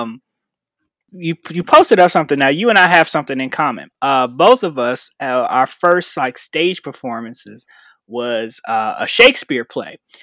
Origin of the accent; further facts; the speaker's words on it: Chicago, Illinois, United States; moved away as an adult; now in Arizona, United States; I'm from Chicago, Illinois